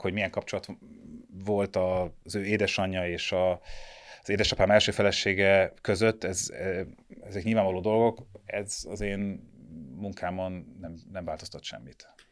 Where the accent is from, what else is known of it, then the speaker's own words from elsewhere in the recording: Budapest, Hungary; világéletemben itt laktam, itt születtem